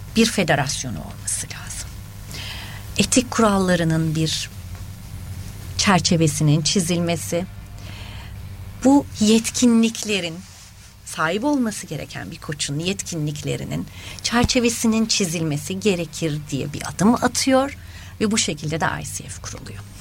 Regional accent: Adana, Turkey; moved away as an adult; also born or lived in Ankara / Istanbul; Ankara doğumluyum. Ee, eğitim hayatımı Çukurova bölgesinde geçirdim üniversiteye kadar

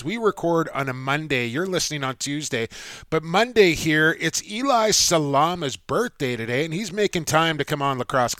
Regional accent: Coquitlam, British Columbia, Canada; a good Coquitlam boy from my hometown

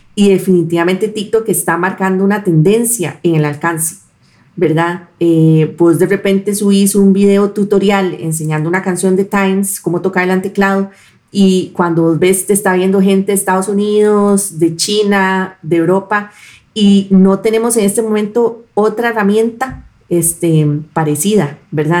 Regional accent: Costa Rica; nosotros podemos conectar los puntos como costarricenses

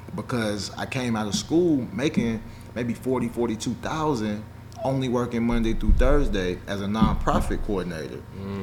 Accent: Nashville, Tennessee, United States; also born or lived in Chicago, Illinois; I grew up in Chicago, um, but I'm from Nashville

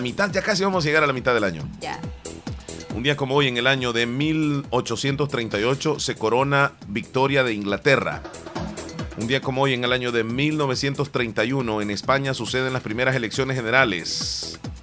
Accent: El Salvador; Yo soy cuscatleco, soy salvadoreño, no me gusta que me digan guanaco

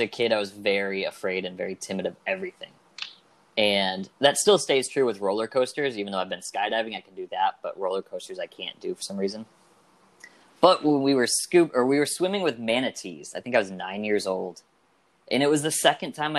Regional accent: Michigan, United States; also born or lived in Tampa, Florida; now in St. Petersburg, United States; I'm from Michigan, but I moved here to Tampa about 9 years ago, lived there for 8, moved to St. Pete a year ago

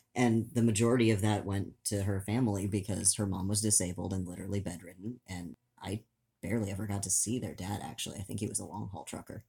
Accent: Oklahoma, United States; moved away; the farmlands in Oklahoma, where I spent a good chunk of my childhood

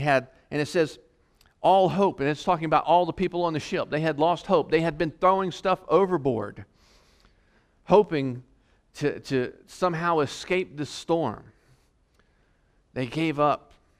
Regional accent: Virginia, United States; also born or lived in North Carolina; You know, I came from the East Coast, Virginia, North Carolina, and we got hit with hurricanes

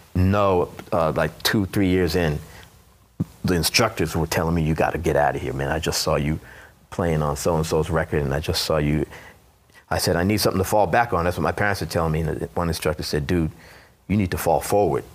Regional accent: New York City, New York, United States; also born or lived in Brooklyn / Jamaica, Queens; born in Brooklyn. At the age of 10, we moved to Queens, Jamaica, Queens.

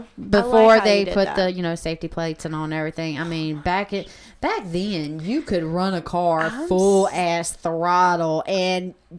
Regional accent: the South, United States; since we're from the South

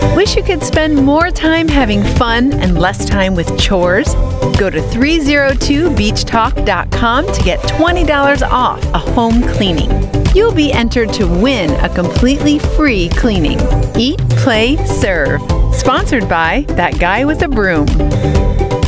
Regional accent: United States; moved away as an adult; also born or lived in Canada / Baltimore; I'm born and raised American

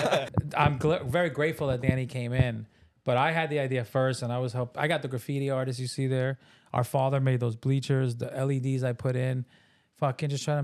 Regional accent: New York, United States; I'm from New York too

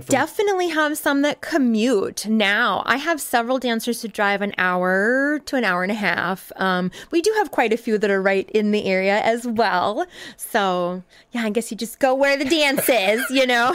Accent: southern Minnesota, United States; moved away as an adult; now in Madison, United States; I grew up in southern Minnesota, moved here with my husband about 15 years ago.

